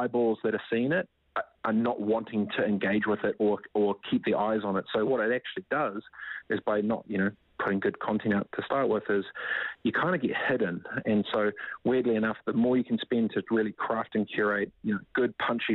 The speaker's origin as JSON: {"language": "English", "country": "New Zealand", "tie": "born or raised there", "also_born_or_lived": "Whanganui / Gisborne", "moved": "as an adult", "lives_now": "San Francisco, United States", "said": "I grew up in Whanganui, Whangatipo, East Coast Gisborne"}